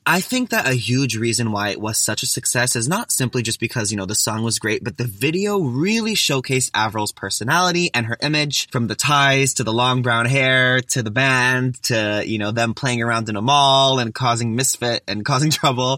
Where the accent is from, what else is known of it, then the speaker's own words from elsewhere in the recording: Toronto, Ontario, Canada; I'm actually from Toronto